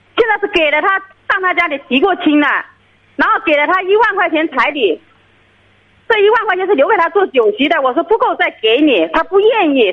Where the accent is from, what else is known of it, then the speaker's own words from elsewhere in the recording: Jinan, Shandong, China; 我是山东济南的